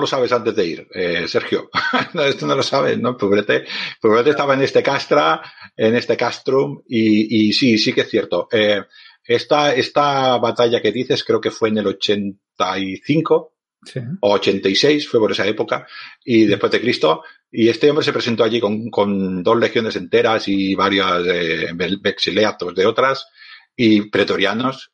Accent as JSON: {"language": "Spanish", "town": "Barcelona", "region": "Catalonia", "country": "Spain", "said": "yo soy un hombre de ciudad, soy de Barcelona"}